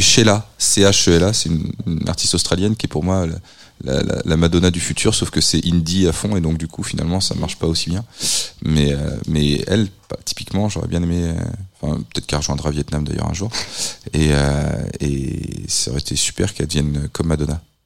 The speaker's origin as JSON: {"language": "French", "town": "Nantes", "region": "Pays de la Loire", "country": "France", "said": "je suis nantais"}